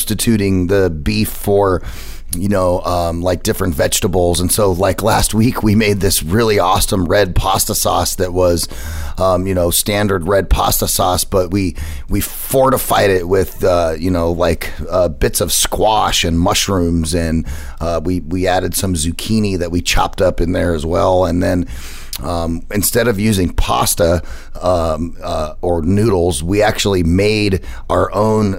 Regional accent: United States; as American as I am

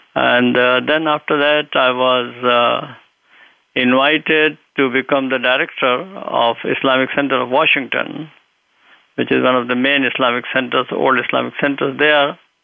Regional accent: India; moved away as an adult; also born or lived in Lucknow / Medina, Saudi Arabia; now in United States; I grew up in India. I had my early education there.

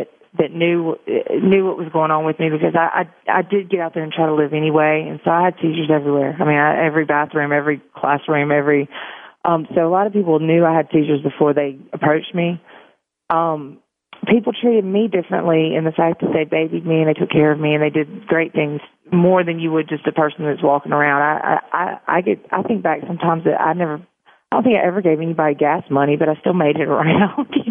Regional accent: Meridian, Mississippi, United States; I grew up in Meridian and went to nursing school in Meridian

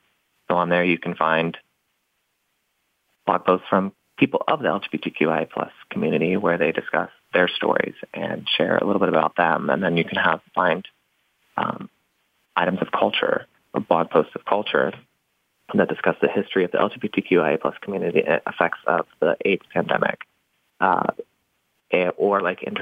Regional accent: the South, United States; it was designed for children like me growing up in the South that don't feel comfortable approaching, you know, rainbows and butterflies yet.

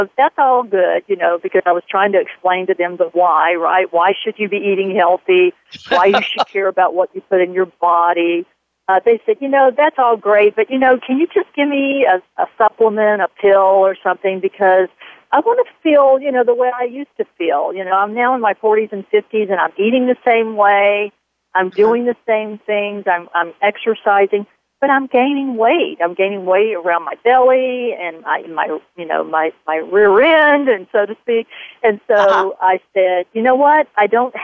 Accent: the South, United States; moved away; I'm originally from the South

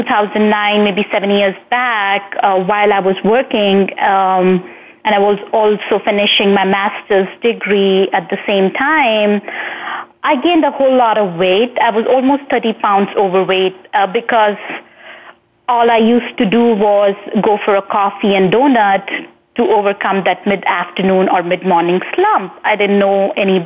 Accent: India; moved away; I hailed from India, and while I was growing up in India

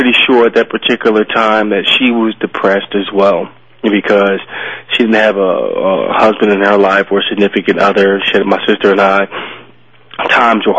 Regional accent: Philadelphia, Pennsylvania, United States; we grew up in Philadelphia, my sister

